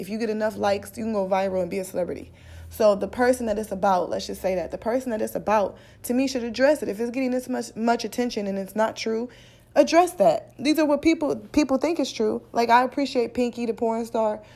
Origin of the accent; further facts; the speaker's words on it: Midwest, United States; I'm from the Midwest